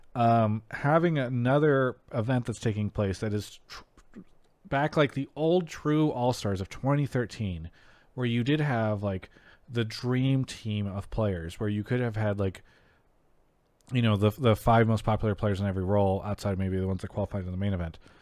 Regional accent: San Diego area, California, United States; I'm also from that area

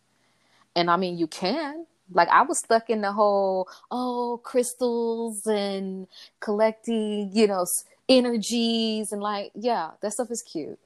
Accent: Miami, Florida, United States; I grew up in Liberty City

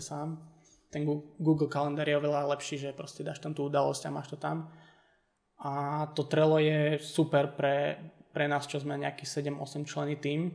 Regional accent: Bojnice, Trenčín Region, Slovakia; moved away; chcem sa vrátiť akoby do Bojnic, čo je moje rodné mesto

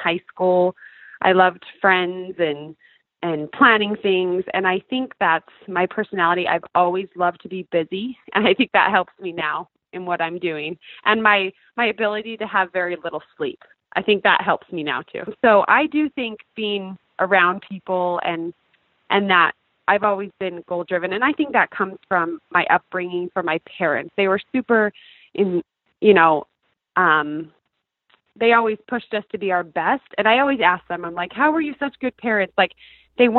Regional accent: Bountiful, Utah, United States; moved away as an adult; I grew up in Bountiful, Utah, which is funny because I'm back there now

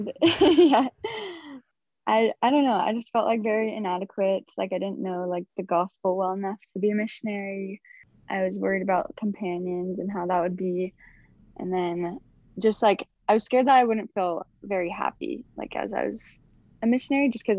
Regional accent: Sandy, Utah, United States; I'm from Sandy, Utah

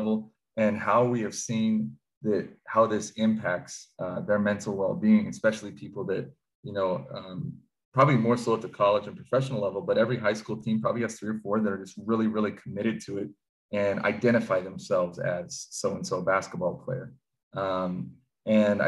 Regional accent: Pacific Northwest, United States; growing up in the Pacific Northwest

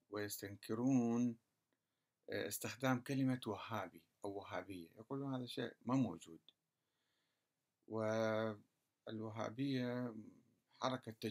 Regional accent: Kurdistan Region, Iraq; ليس فقط في السعودية آه، آه، حتى في العراق عندنا في كردستان بعض المشايخ السلفيين

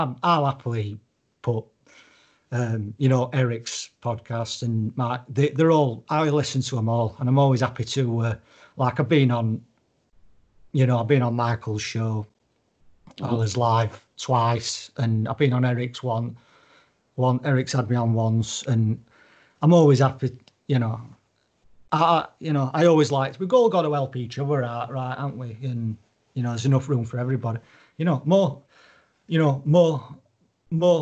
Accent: United Kingdom; I'm British

